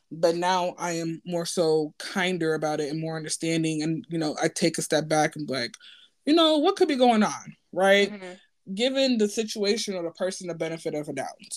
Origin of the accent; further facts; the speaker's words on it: Nigeria; what I can speak for like being Nigerian in the black community